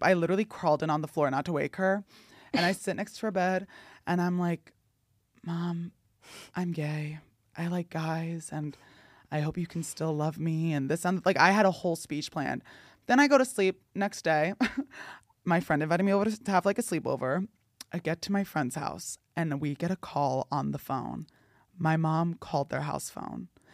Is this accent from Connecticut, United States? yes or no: no; New Jersey, United States; born or raised there